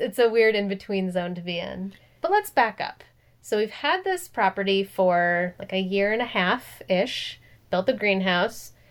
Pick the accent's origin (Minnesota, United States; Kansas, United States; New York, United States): Minnesota, United States; moved away as an adult; also born or lived in Los Angeles, California; now in California, United States; I'm from Minnesota